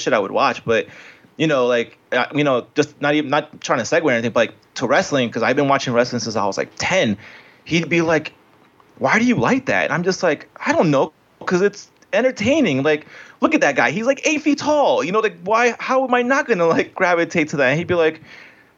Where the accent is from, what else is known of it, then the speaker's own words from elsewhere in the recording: Colombia; now in United States; I'm Colombian, so I came from Colombia.